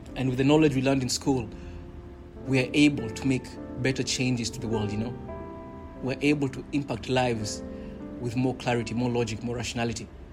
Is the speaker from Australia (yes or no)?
no; Kenya; growing up in Kenya, we did have in primary school